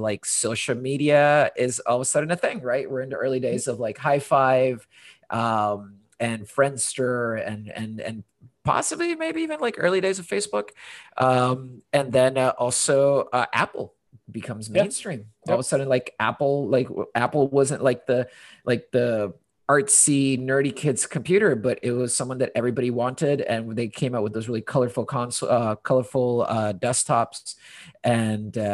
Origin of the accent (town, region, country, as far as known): Honduras; also born or lived in London, United Kingdom / United States; now in Portland, United States